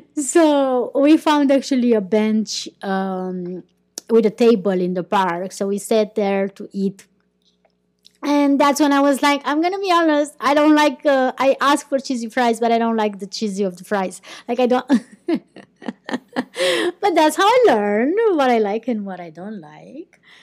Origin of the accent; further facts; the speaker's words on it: Romania; first language Romanian; English is a second language; moved away as an adult; also born or lived in Iceland; I started living more and more abroad than in my country